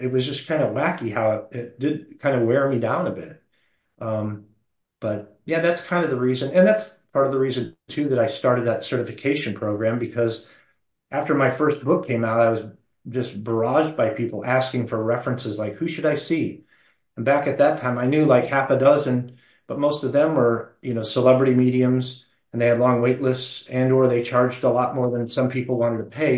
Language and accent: English; Phoenix, Arizona, United States; I was born in Phoenix.